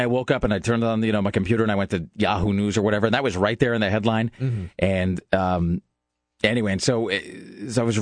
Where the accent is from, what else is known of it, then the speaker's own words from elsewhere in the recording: Kennewick, Washington, United States; Kennewick, which is my hometown